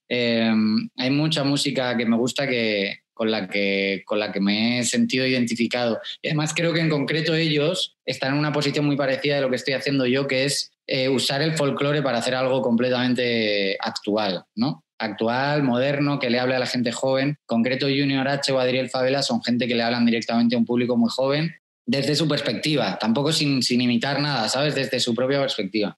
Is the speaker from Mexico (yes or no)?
no; Spain; en España pronunciamos mucho la Z y pronunciamos mucho la J